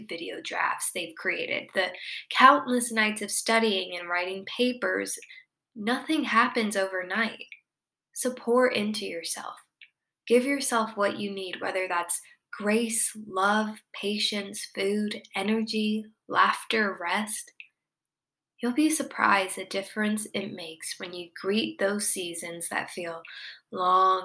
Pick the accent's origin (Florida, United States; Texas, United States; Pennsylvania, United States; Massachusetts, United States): Florida, United States; Miami; moved away; I'm from Miami